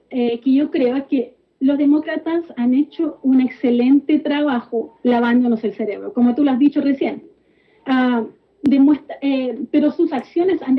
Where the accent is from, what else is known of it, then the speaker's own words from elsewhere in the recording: Chile; now in United States; Nací y crecí en Chile.